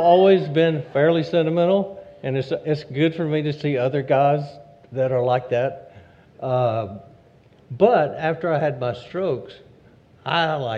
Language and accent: English; Louisiana, United States; I grew up in Louisiana